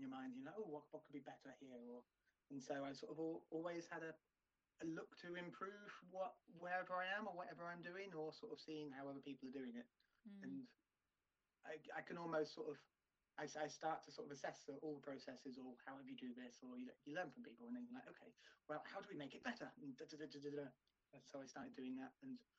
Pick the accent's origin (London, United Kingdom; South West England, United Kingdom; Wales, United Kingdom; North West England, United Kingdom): South West England, United Kingdom; near Taunton; which was down in Taunton, which was, you know, really near to my hometown.